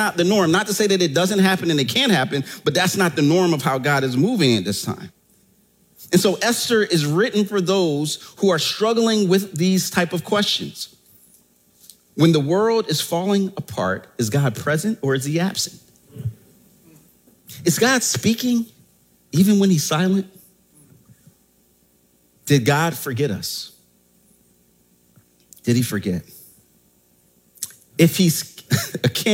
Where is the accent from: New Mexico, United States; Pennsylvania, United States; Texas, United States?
Pennsylvania, United States; Philadelphia; I'm from Germantown in that section of Philadelphia